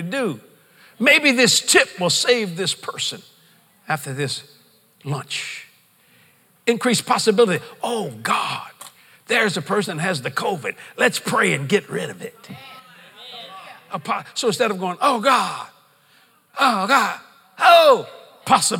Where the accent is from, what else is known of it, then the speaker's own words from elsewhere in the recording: United States; I'm an American.